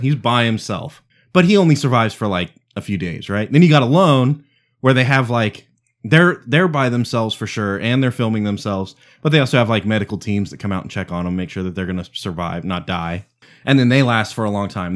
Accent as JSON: {"language": "English", "town": "Providence", "region": "Rhode Island", "country": "United States", "said": "I'm from Providence"}